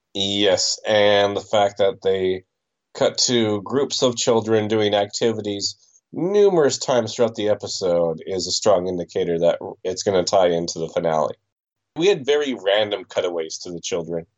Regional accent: Canada; I am from Canada

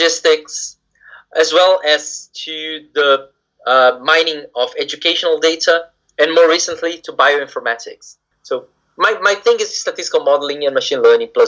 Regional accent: Brazil; moved away as an adult; also born or lived in Japan; now in United Kingdom; I come originally from Brazil.

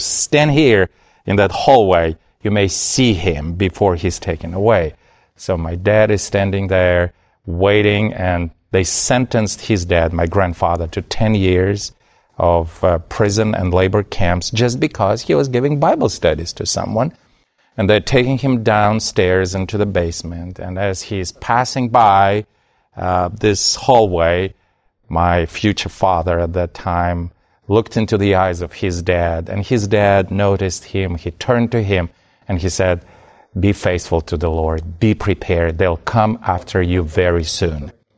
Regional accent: Kazakhstan; born there; also born or lived in Soviet Union; I was born in the Soviet Union, which, as you mentioned, does not exist anymore. My father was secretly operating as a pastor in Kazakhstan.

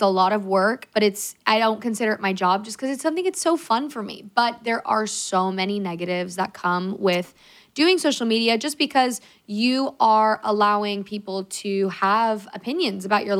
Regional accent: California, United States; we're from California

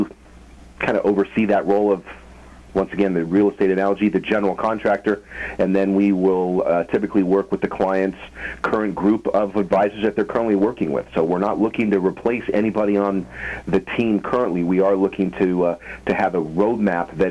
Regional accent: Phoenix, Arizona, United States; moved away as an adult; also born or lived in Tucson, Arizona; now in Los Angeles, United States; I'm from Phoenix, Arizona

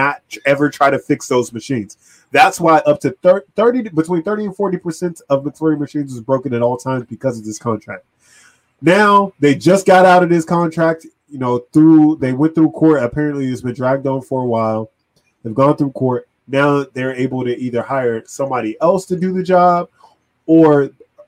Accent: Virginia, United States; we're from Virginia

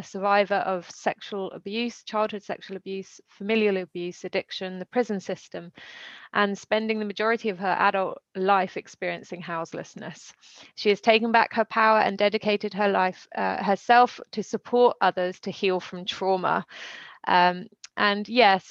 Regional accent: United Kingdom; also born or lived in London; now in France; I'm British

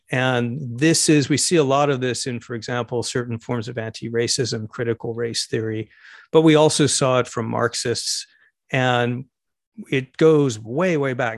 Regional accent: United States; Speaking as an American homosexual

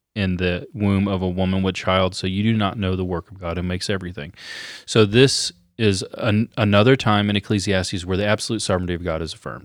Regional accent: United States; we're Americans

